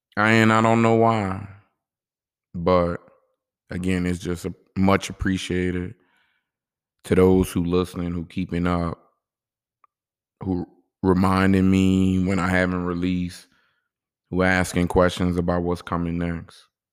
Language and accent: English; New Orleans, Louisiana, United States; I'm from New Orleans